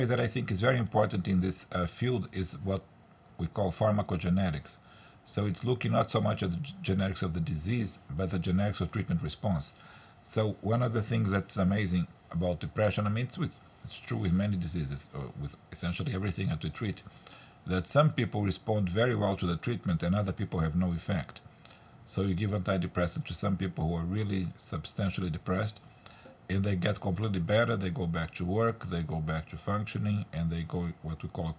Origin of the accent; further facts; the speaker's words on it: Brazil; now in United States; I'm originally from Brazil